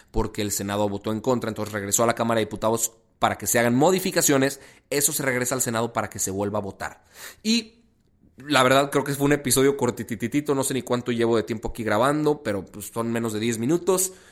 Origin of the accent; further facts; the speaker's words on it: Mexico; ¿Estados Unidos o, nosotros como mexicanos?